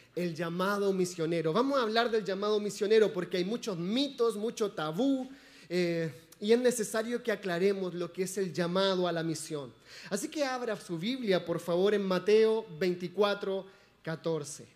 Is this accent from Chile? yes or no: yes; Chile; moved away; Somos chilenos